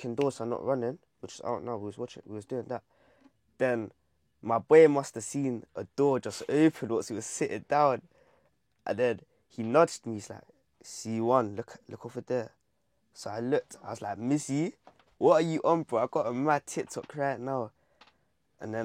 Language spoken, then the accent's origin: English; London, United Kingdom; I'm from Hackney